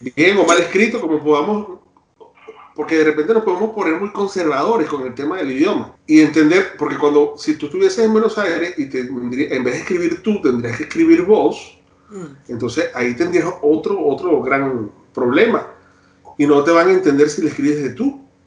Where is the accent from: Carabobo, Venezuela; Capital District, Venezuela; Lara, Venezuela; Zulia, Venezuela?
Zulia, Venezuela; Maracaibo; now in Chile; yo viví muchos años en Maracaibo